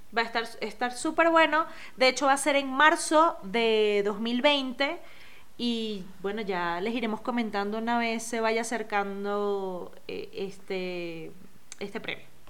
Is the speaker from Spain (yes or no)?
no; Venezuela; mi música navideña son las gaitas, eh, como buena venezolana